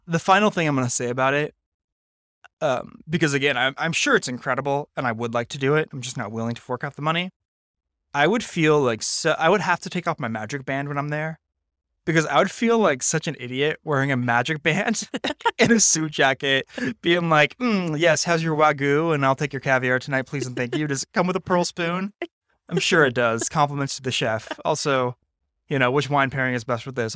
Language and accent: English; Napa, California, United States; I grew up in Napa